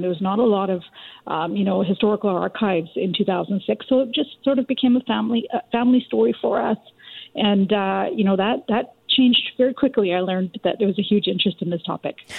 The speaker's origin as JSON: {"language": "English", "town": "Richmond", "region": "British Columbia", "country": "Canada", "tie": "born or raised there", "said": "I grew up in Richmond, BC, in, a, in an immigrant community."}